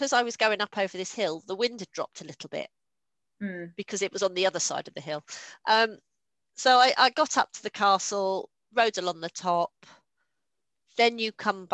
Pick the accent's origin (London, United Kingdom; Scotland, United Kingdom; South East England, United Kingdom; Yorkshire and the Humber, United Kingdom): South East England, United Kingdom; Kent; moved away; I grew up in Kent